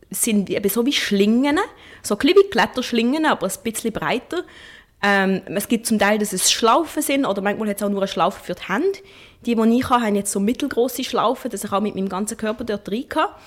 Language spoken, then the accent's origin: German; Basel, Basel-Stadt, Switzerland; born there; ist es besonders natürlich eine große Freude, dass das in Basel stattfindet, weil das ist die Stadt, wo ich geboren bin